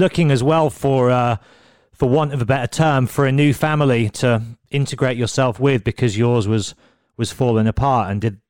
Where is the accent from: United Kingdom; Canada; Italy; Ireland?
United Kingdom; Birmingham, West Midlands; I come from Birmingham as well